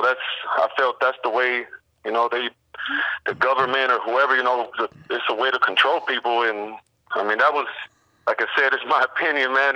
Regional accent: Berkeley, California, United States; I grew up in West Berkeley

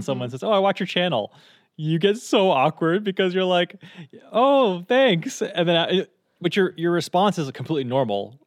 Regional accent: Texas, United States; now in Canada; I grew up in Texas

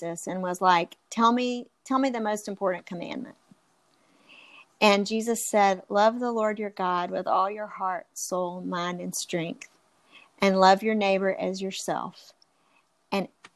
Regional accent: United States; we're American

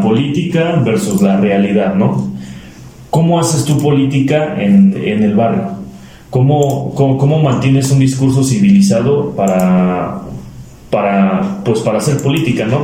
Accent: Mineral del Chico, Hidalgo, Mexico; En mi pueblo, en del Chico

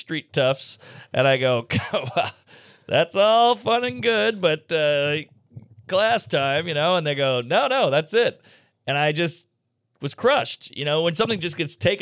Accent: New Orleans, Louisiana, United States; I grew up in New Orleans, so there's a lot of French influence

